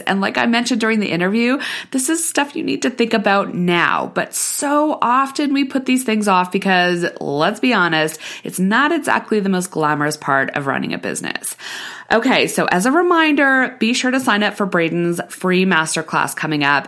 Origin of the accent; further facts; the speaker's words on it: Canada; we're Canadian